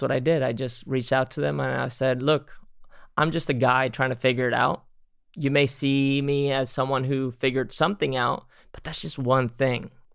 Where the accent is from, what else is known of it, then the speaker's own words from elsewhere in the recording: Spain; moved away; I grew up in Spain